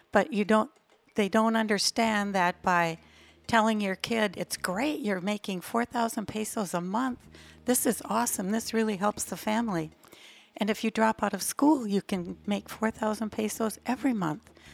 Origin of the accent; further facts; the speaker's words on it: Minnesota, United States; moved away as an adult; now in Playa del Carmen, Mexico; I'm from Minnesota